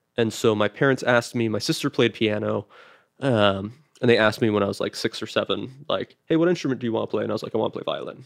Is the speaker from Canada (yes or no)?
yes; Canada; now in United States; I was Canadian, and then I became Canadian American.